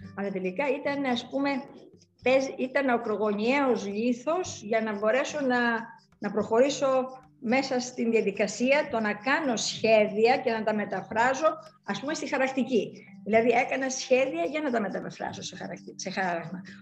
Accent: Larissa, Thessaly, Greece; also born or lived in Athens; Έζησα σε ένα τέτοιο, ας πούμε, περιβάλλον, ας πούμε, της Λάρισσας, τα 12 χρόνια του σχολείου

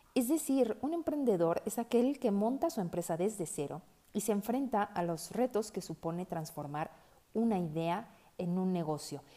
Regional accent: Mexico City, Mexico; moved away as an adult; now in Guadalajara, Mexico; Soy una chilanga viviendo en Guadalajara desde hace 10 años

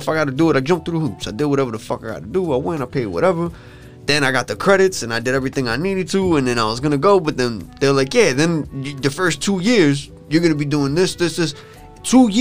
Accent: Huntington, New York, United States; we grew up in Huntington

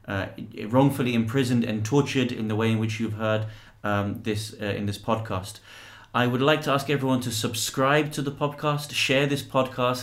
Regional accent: United Kingdom

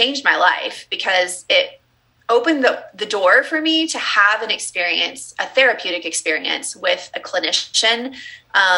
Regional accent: Texas, United States; So I was raised in the Southern Baptist church in the Bible Belt in the South in Texas.

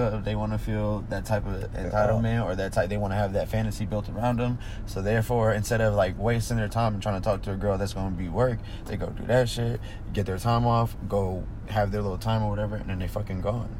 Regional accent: Atlanta, Georgia, United States; also born or lived in New York City / Colorado Springs / South Fulton, Tennessee / Kentucky; I'm from Atlanta. Mm-hmm. Lived in New York City, Colorado Springs, Tennessee, Kentucky. I lived in a place called South Fulton, Tennessee, which had one stoplight in the whole town.

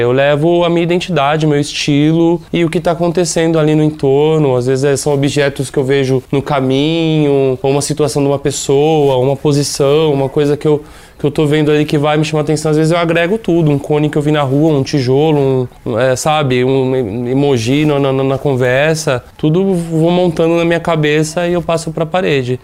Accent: São Paulo, Brazil; São Paulo, né? principalmente de onde, eu, de onde eu venho, de onde eu moro

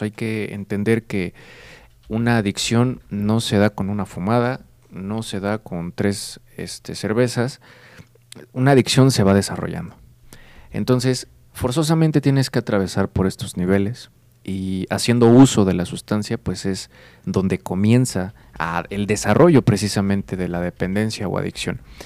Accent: Querétaro, Mexico; yo soy del estado de Querétaro

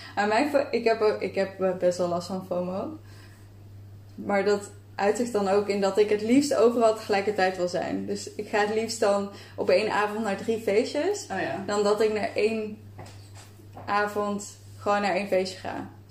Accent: Breda, North Brabant, Netherlands; now in Amsterdam, Netherlands

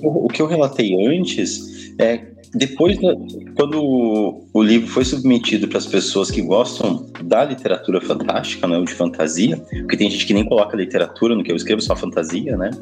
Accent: Passo Fundo, Rio Grande do Sul, Brazil; ido embora de Passo Fundo, né? Que eu sou gaúcho

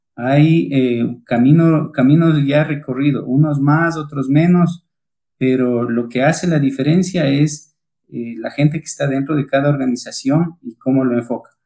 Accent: Ecuador; accent: Ecuadorian; moved away as an adult; now in Colombia; como escucharán mi tono de voz, soy ecuatoriano

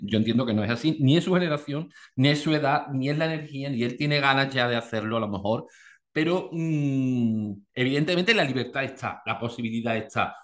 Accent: Andalusia, Spain; yo como andaluz, ese sentido del humor tan andaluz

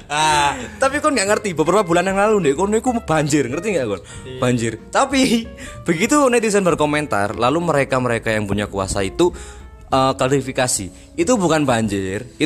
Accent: Malang, East Java, Indonesia; born there; Kayak aku yang lahir di Malang ini menurut apa ya kan?

